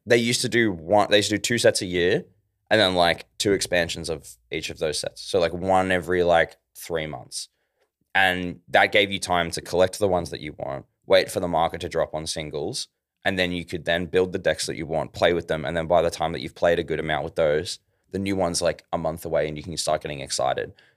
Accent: Ballarat, Victoria, Australia; also born or lived in Melbourne; I'm from Ballarat

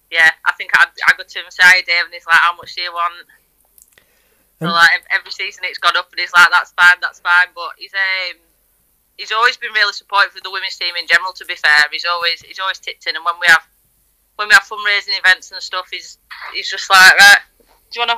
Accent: Lancashire, North West England, United Kingdom; also born or lived in Rochdale; I'm not originally from Yorkshire. Lancashire born and bred.

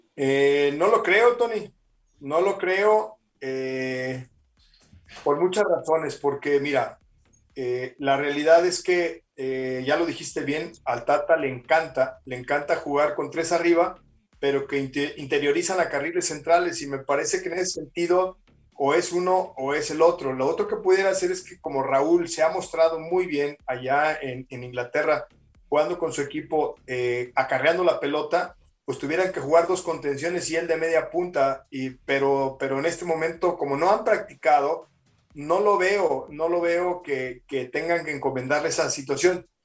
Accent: Mexico; como mexicano

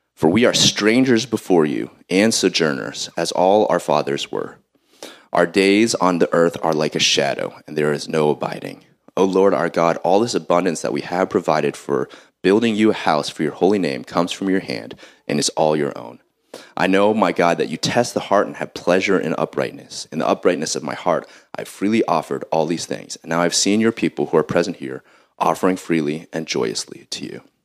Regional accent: Columbus, Ohio, United States; I'm from Columbus, Ohio," you know, I'm Ohioan

